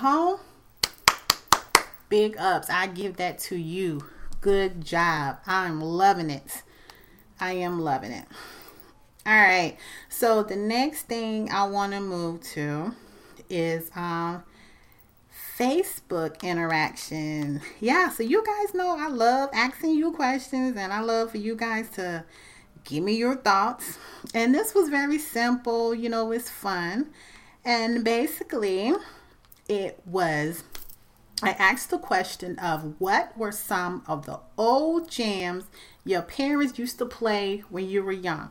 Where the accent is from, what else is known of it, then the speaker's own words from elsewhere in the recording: the South, United States; we are actually from the South.